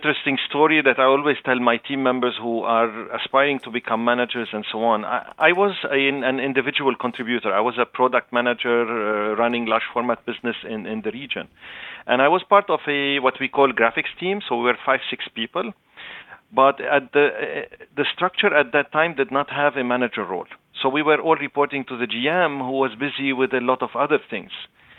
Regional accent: Canada; I am Canadian, but Lebanese origin. So I speak Arabic, French, and English.

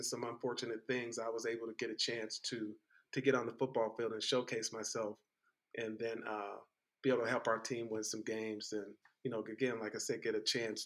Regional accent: East Palo Alto, California, United States; I grew up in East Palo Alto, California

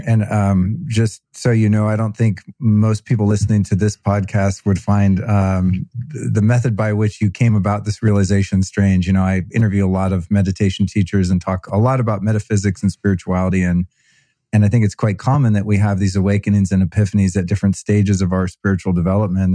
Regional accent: United States; as an American man

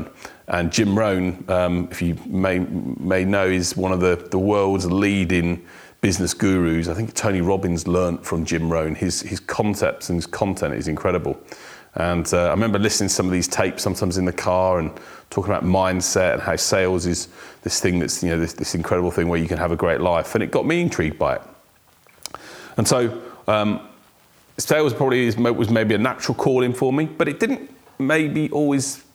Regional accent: Weston-super-Mare, South West England, United Kingdom; also born or lived in South Wales; I was born in South Wales, but my parents moved to the sunny areas of Weston-super-Mare in the UK, if you know it. It's where I grew up.

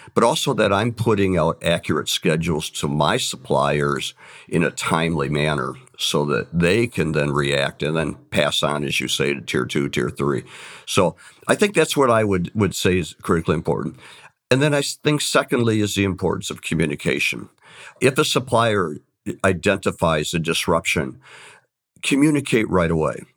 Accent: Saginaw, Michigan, United States; I came from the Saginaw area

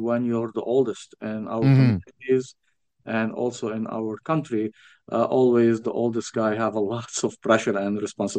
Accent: Beirut, Beirut Governorate, Lebanon; also born or lived in Kuwait; now in Ottawa, Canada; From the middle, the city called Beirut, and the area that I grew up and lived in, it's called Birch Hamoud.

